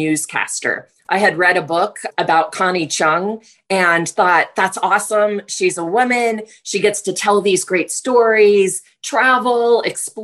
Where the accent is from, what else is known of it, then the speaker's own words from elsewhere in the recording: Virginia, United States; I'm from the East Coast, grew up in Virginia, and was raised by a single mom